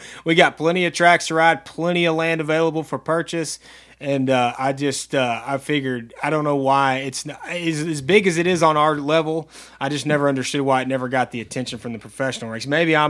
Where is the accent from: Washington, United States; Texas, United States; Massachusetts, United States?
Texas, United States; I'm from Texas.